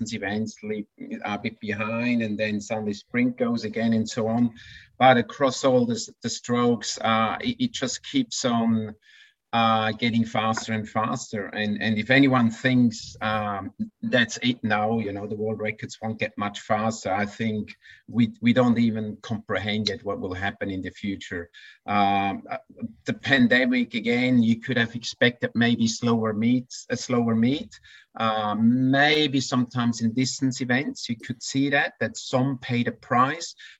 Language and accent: English; Switzerland; now in Australia; as a little Swiss boy growing up in the Swiss mountains